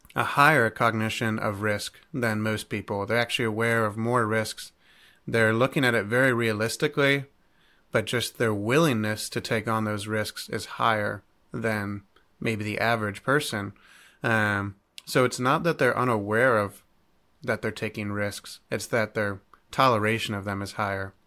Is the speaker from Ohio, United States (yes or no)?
yes; Cleveland, Ohio, United States; now in Centreville, United States; I'm originally from Cleveland, Ohio